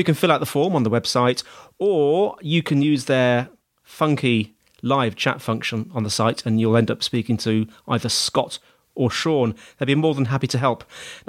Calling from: Dover, South East England, United Kingdom; I'm recording from Dover today, Dover in the UK, down in the bottom corner of the UK, and it's sunny and warm.

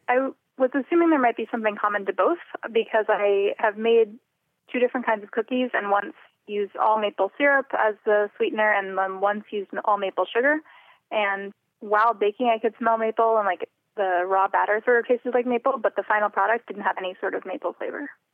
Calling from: Somerville, Massachusetts, United States; I'm calling from Somerville

